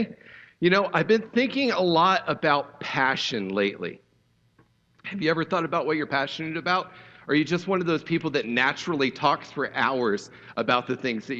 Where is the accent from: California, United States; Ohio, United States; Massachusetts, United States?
Ohio, United States; I grew up in Ohio in the 80s and 90s